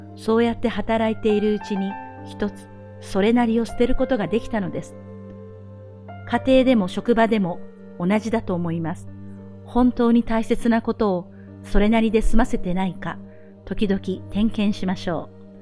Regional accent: Japan; born or raised there

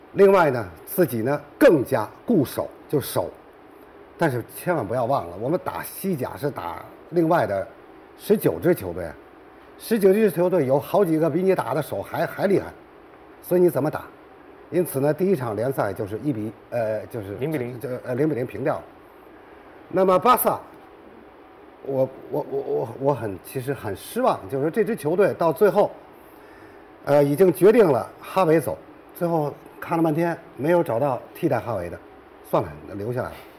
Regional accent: China; moved away; also born or lived in Latin region (Spanish-speaking area); 我们中国人

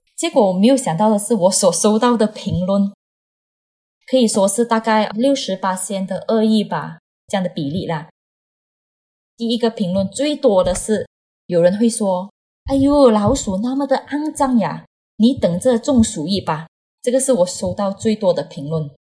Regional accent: Malaysia; 我今年呢是三十岁，我是来自马来西亚的朋友

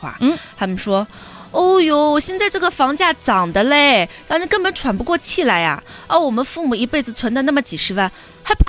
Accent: northern China, China; 作为一个北方人，我表示我也不知道。

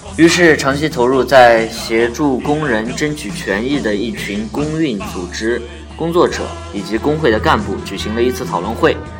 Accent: China; 比如说我们大陆人很熟悉的

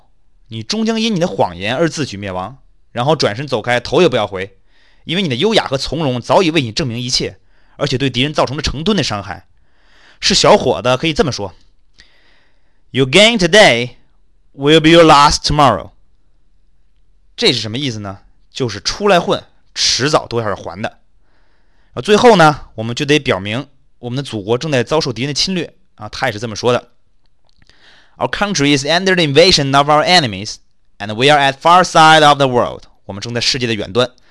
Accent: China; 我们中国人说抓逃犯，不也老说收网收网吗？

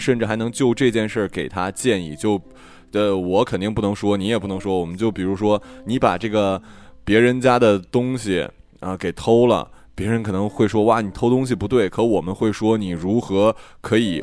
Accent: Northeast China, China; 我是东北人

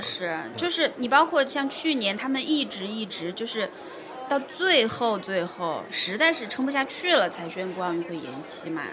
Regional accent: China; 我们是中国人

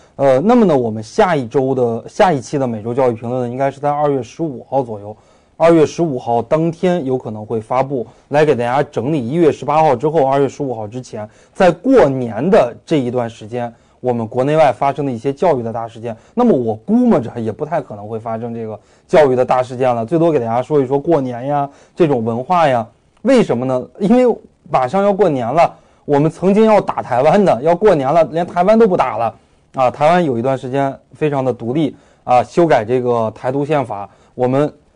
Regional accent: Beijing, China; 我是北京人

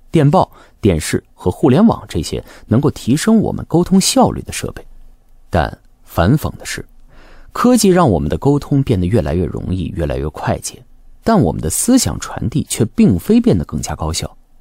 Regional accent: China; 对我们中国人来说，就只有血这一个词

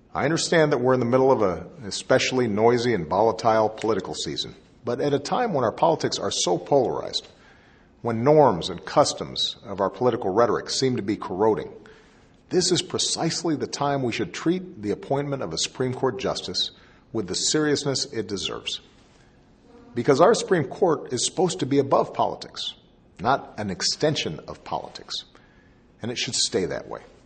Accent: Chicago, Illinois, United States; my hometown of Chicago

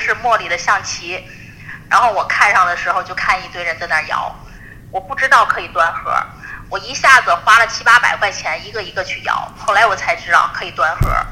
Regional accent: Tianjin, China; 我天津，我是天津人，去的天津。大悦城

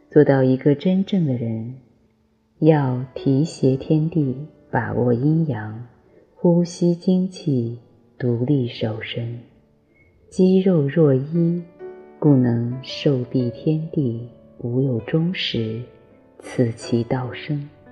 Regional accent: China; 我们中国人

